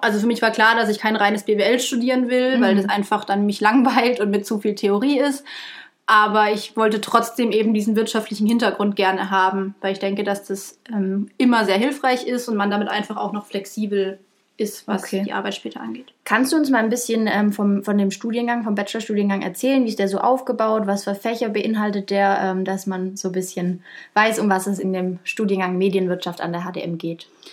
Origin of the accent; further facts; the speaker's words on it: Munich, Bavaria, Germany; moved away as an adult; also born or lived in Stuttgart / Würzburg; bin ich aus München